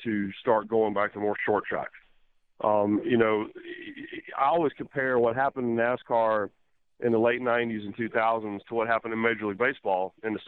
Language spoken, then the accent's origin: English; Rockingham, North Carolina, United States; moved away; I'm from Rockingham. I was born there.